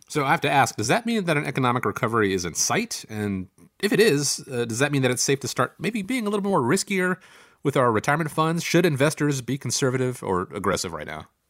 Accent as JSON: {"language": "English", "region": "Georgia", "country": "United States", "tie": "born or raised there", "said": "my home state of Georgia"}